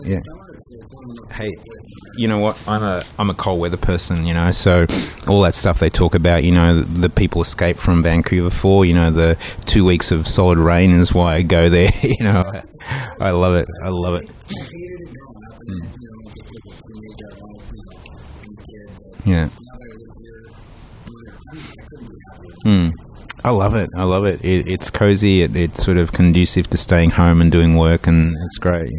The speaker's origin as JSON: {"language": "English", "town": "Melbourne", "region": "Victoria", "country": "Australia", "tie": "born or raised there", "moved": "yes", "said": "the Croatians, a massive presence in my hometown there"}